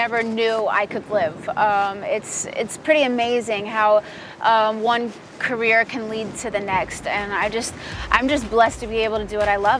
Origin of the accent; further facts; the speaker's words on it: the South, United States; since I am from the South